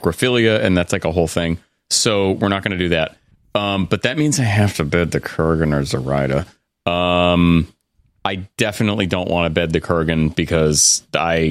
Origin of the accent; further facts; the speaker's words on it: New England, United States; I'm from New England.